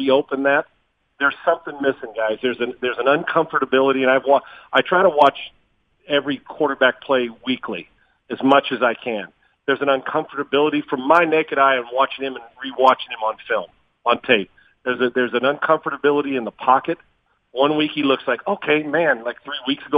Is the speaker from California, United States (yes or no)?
yes; San Diego, California, United States; also born or lived in Dallas / Scottsdale; now in Houston, United States; I'm from San Diego